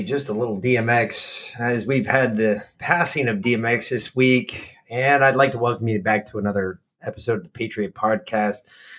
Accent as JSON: {"language": "English", "region": "New York", "country": "United States", "tie": "born or raised there", "moved": "yes", "said": "Growing up in the Northeast, growing up in New York. Actually, I really wasn't in New York when DMX was doing his thing in New York. DMX started much after I left New York."}